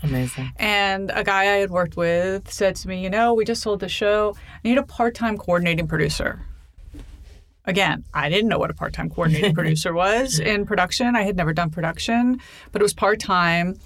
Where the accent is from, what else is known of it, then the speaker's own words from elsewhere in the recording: New York City, New York, United States; I grew up in Manhattan.